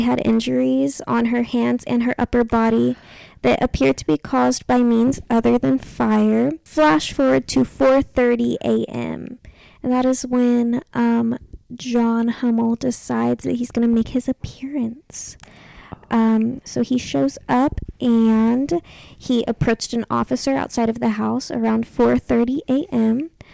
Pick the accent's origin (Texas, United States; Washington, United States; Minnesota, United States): Texas, United States; also born or lived in Kentucky; I guess I did grow up in Texas, but I was born in Kentucky